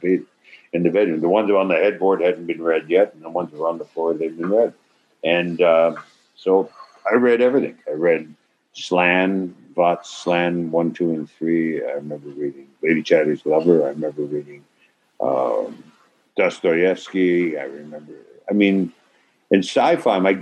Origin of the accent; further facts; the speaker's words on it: Toronto, Ontario, Canada; I'm from originally from Toronto, not Toronto, Toronto